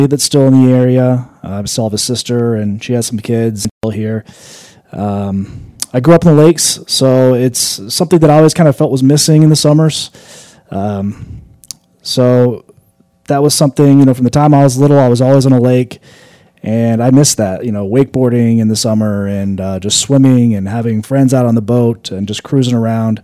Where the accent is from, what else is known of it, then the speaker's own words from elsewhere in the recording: Milford, Indiana, United States; moved away as an adult; also born or lived in Chicago; I grew up in Milford, Indiana. Went to Milford Elementary and then Wallasey High School